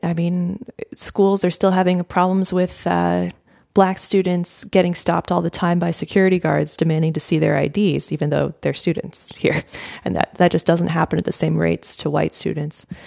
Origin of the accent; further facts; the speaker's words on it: United States; as an American